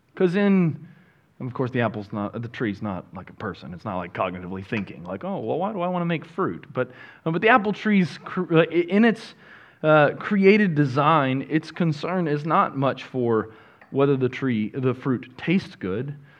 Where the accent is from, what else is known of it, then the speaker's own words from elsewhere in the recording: Northwest Arkansas, United States; now in Texas, United States; I grew up in Northwest Arkansas